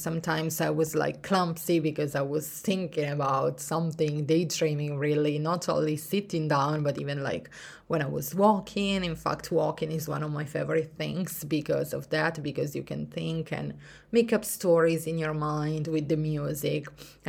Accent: Italy; English is a second language; And even if I grew up in Italy in the mountains, I always see myself as a sea person

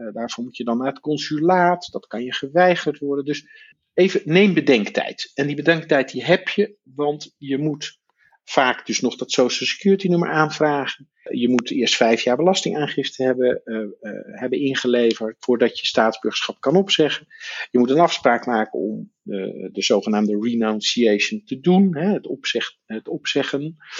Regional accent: Netherlands; als Nederlander in Nederland geboren uit een Amerikaanse vader of moeder ook Amerikaans staatsburgerschap hebt gekregen

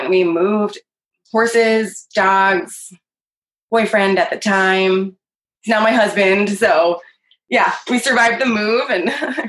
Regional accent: Philadelphia, Pennsylvania, United States; moved away as an adult; also born or lived in Kentucky / Ithaca, New York; I grew up in Philadelphia.

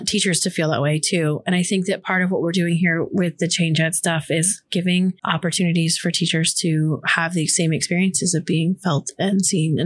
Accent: just outside of Orlando, Florida, United States; I grew up in Florida, just outside of Orlando

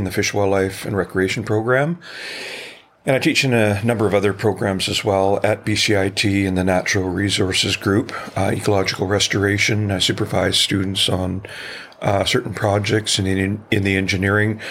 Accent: Chilliwack, British Columbia, Canada; also born or lived in Metro Vancouver / New Zealand; I was born and raised in Chilliwack in my earlier years and then moved into Metro Vancouver.

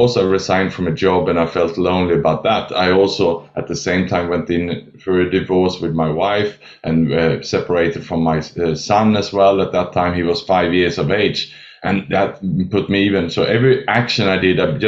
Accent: Sweden; also born or lived in Australia; now in Southeast Asia; So I was born in Sweden, educated in Australia, and then I lived and worked the last 20 years in Southeast Asia

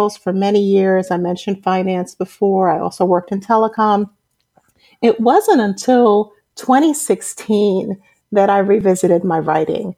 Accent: New York City, New York, United States; moved away as an adult; now in Atlanta, United States; I'm originally from Brooklyn, New York. I was raised in a Caribbean American family, and I came to Atlanta in 2007

